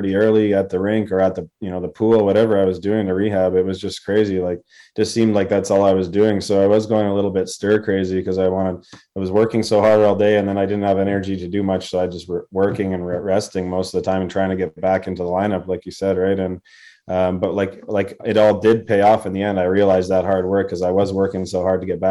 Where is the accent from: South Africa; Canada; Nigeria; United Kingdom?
Canada; Vancouver, British Columbia; also born or lived in Edmonton, Alberta; My parents are from Ontario, actually, but they moved to Edmonton, and that's where I was born. But I grew up mostly in Vancouver.